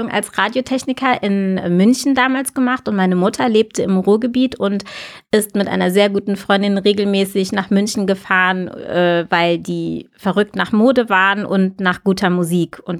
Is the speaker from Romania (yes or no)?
no; United States; born there; ich bin in den USA geboren, weil meine Eltern dorthin ausgewandert sind gemeinsam nach ihrer Hochzeit.